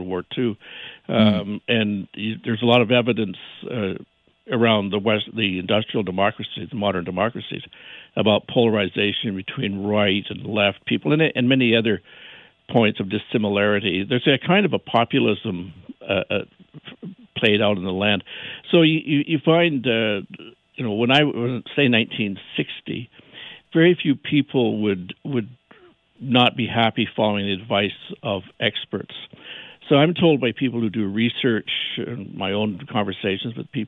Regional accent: Alberta, Canada; I'm from Alberta

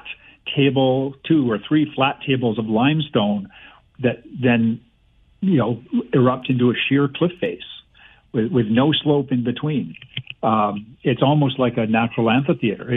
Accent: Guelph, Ontario, Canada; I grew up in Guelph

